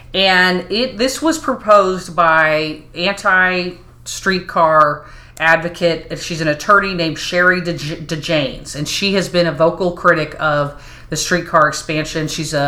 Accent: Dallas, Texas, United States; moved away as an adult; now in Kansas City, United States; I was born in Kansas City. Aww. And then we moved to Dallas at the ripe young age of 8. And so I grew up in Dallas for most of my life

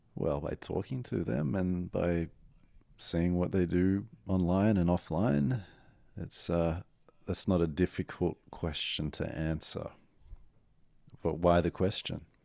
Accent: Australia; moved away as an adult; now in New York, United States; I'm in New York as an Aussie

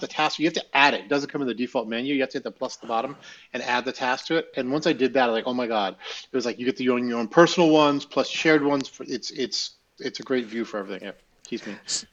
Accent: Russia; now in United States; you're growing up in Russia.

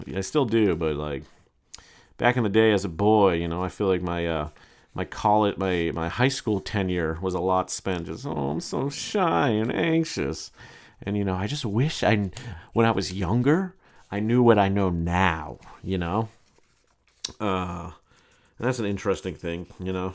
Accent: New York City, New York, United States; my right as a New Yorker

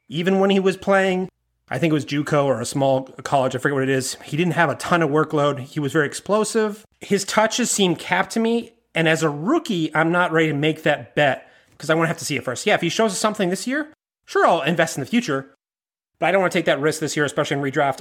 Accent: Maine, United States; growing up in Maine

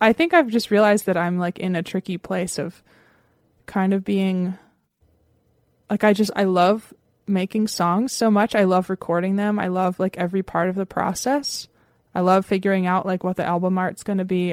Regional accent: Lancaster, Pennsylvania, United States; I grew up in Lancaster, Pennsylvania

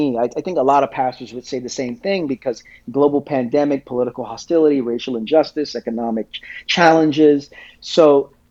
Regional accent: New York City, New York, United States; also born or lived in Queens; I'm 42. I spent my first 34 years in Brooklyn, the last 8 years in Queens. So I'm Brooklyn through and through

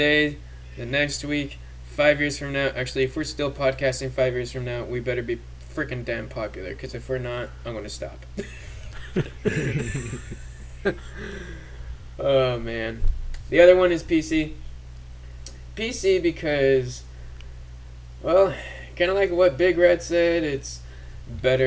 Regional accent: Canada; now in United States; I grew up in Canada

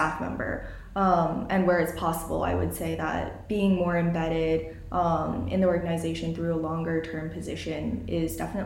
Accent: Illinois, United States; moved away as an adult; now in Udaipur, India; This was in Illinois where I live, so my hometown

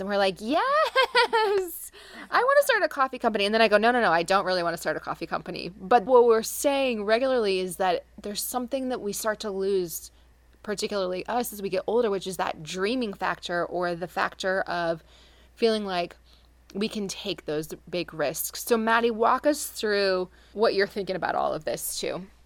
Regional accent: Carmel, Indiana, United States; all the way from Carmel, Indiana, which is my hometown

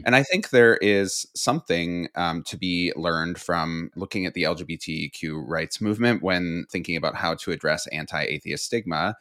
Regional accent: Midwest, United States; a queer kid growing up in the Midwest

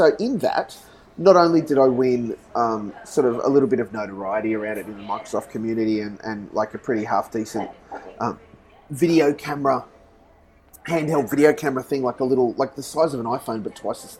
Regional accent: Australia; And I came from Australia.

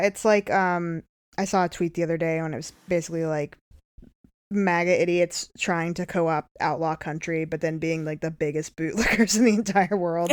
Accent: Oklahoma, United States; I grew up in Oklahoma

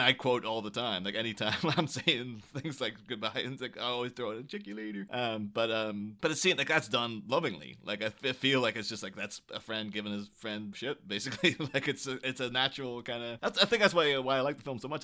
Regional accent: Ireland; I grew up in Ireland in the early two thousands

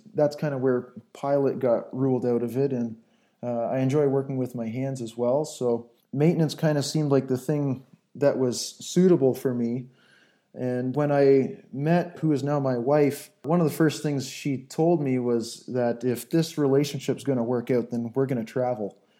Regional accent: southern Ontario, Canada; moved away as an adult; now in Angola; I grew up in southern Ontario, Canada, uh, on a little hobby farm

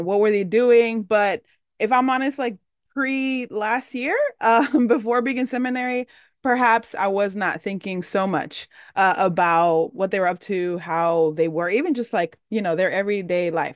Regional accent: Dominican Republic; I'm Dominican, I'm from the Caribbean

